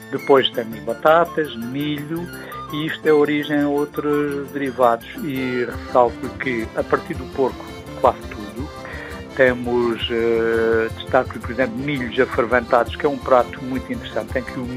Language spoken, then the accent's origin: Portuguese; Monchique, Algarve, Portugal